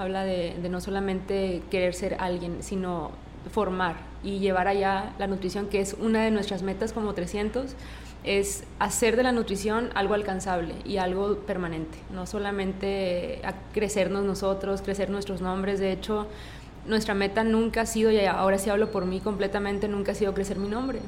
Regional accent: Cananea, Sonora, Mexico; now in Monterrey, Mexico; donde nací y crecí es un pueblo, Cananea

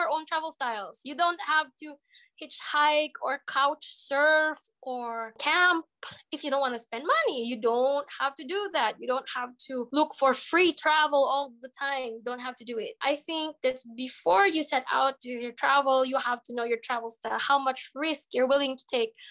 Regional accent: Philippines; moved away as an adult; now in Ukraine; as a Filipino.

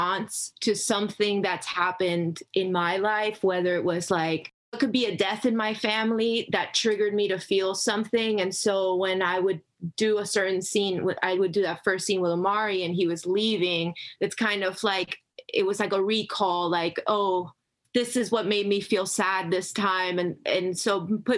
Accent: Miami, Florida, United States; I grew up in Miami, Florida

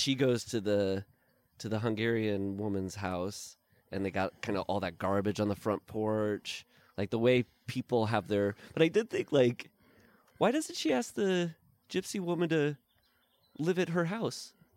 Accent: Midwest, United States; now in Los Angeles, United States; I'm from the Midwest

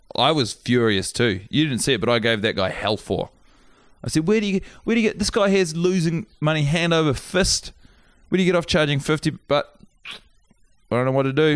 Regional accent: New Zealand; as a New Zealander, as a New Zealand citizen

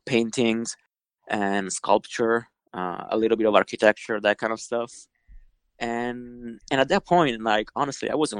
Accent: Milan, Lombardy, Italy; moved away as an adult; now in New York, United States; born and raised in Italy. I grew up in Milan, the fashion capital of Europe.

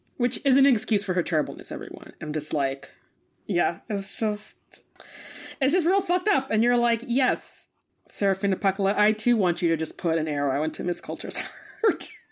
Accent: United States; as an American

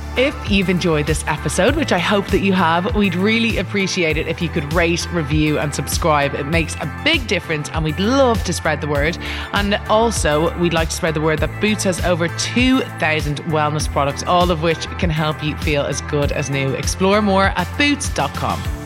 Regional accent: Ireland; I think even as an Irish person

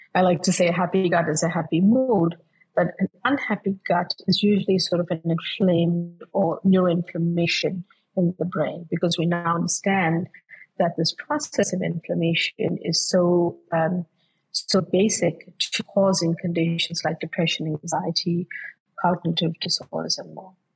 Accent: South Africa; moved away as an adult; now in United States; I grew up, my childhood was spent uh, before I moved to the US to study, was I grew up in South Africa.

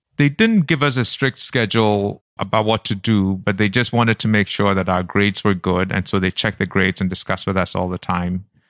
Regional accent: Accra, Greater Accra, Ghana; also born or lived in Kumasi; I grew up in Kumasi, Accra, the very early years, and then Accra when I was six years old, and came to school in Accra

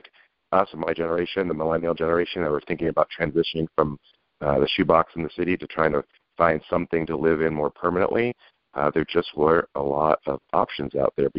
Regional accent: just outside of Seattle, Pacific Northwest, Washington, United States; now in San Francisco, United States; I grew up in the Great Pacific Northwest, just outside of Seattle

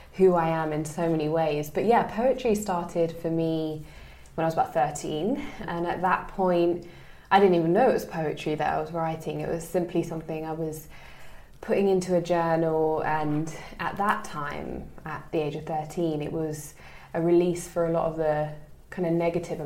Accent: London, United Kingdom; I'm originally from East London, born and bred

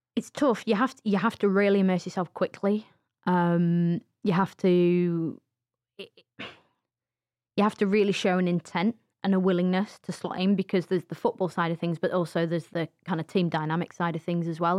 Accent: England, United Kingdom; we were just, you know, categorized as the English.

